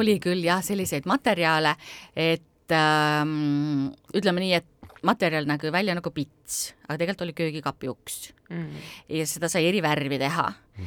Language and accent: Estonian; Estonia; ma tundsin ennast uhkusega, et mina olen ka eestlane